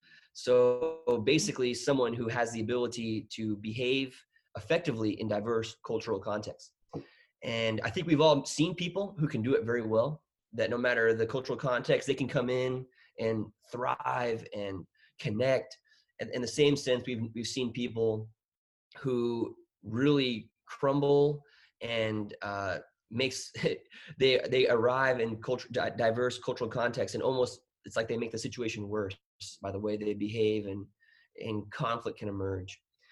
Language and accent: English; Bangkok, Thailand; moved away as an adult; also born or lived in United States / Peru; ended up living in Thailand for 18 years. So I grew up my whole life in Thailand, Bangkok, kind of my hometown. And and my first year officially living in the United States was my first year at Texas A&M University in College Station.